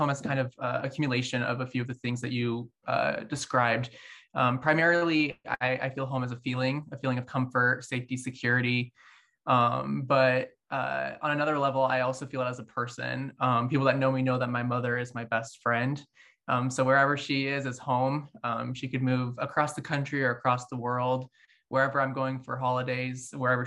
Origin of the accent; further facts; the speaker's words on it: around the University of Illinois, United States; I grew up around the University of Illinois, so my home is very, very close